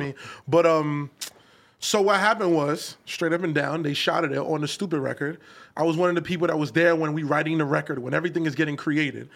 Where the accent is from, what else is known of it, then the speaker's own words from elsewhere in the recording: New York City, New York, United States; I'm from Canarsie